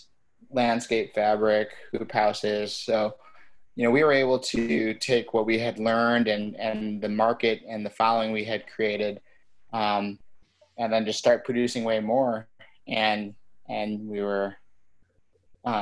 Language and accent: English; Detroit, Michigan, United States; also born or lived in Chicago; I'm originally from the Detroit area